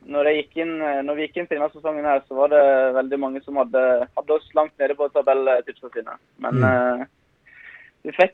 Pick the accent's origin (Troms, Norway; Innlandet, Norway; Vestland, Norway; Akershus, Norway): Vestland, Norway; Innvik; moved away; also born or lived in Stavanger; Jeg hadde jo, når jeg flytta fra Innvik til Stavanger, så hadde jeg jo som mål at jeg skulle, skulle spille meg inn på A-laget til Viking.